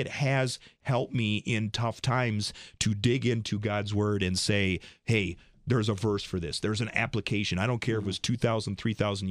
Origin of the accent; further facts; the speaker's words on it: Rice Lake, Wisconsin, United States; this little guy growing up in Rice Lake, Wisconsin